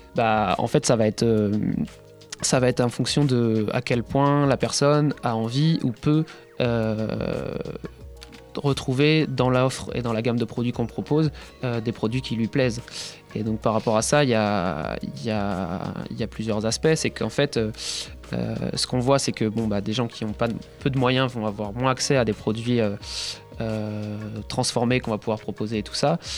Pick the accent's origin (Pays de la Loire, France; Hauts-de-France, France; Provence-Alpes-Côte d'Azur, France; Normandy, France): Pays de la Loire, France; Nantes; also born or lived in Paris; je suis revenu sur Nantes, qui est, ma région d'origine